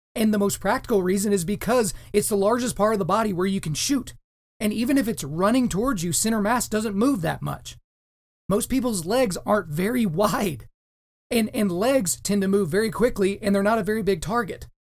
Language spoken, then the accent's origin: English; Oklahoma, United States; also born or lived in Manhattan, New York; I'm from Oklahoma. I'm somewhat of a Southern gentleman